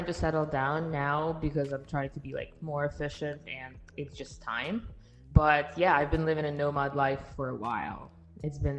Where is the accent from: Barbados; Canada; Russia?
Russia; Siberia; English is a second language; moved away as an adult; also born or lived in Miami, United States; now in Texas, United States; From my name, you can understand where I'm coming from. I was born and raised in Russia, in Siberia, actually. And uh, I moved to the United States just five years ago. So, five and a half years ago, I did not speak any English.